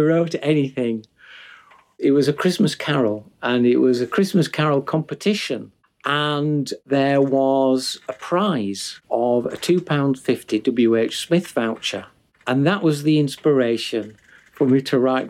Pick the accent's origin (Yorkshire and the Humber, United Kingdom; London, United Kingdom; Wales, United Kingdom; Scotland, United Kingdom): Yorkshire and the Humber, United Kingdom; Huddersfield; my hometown of Huddersfield, where I still live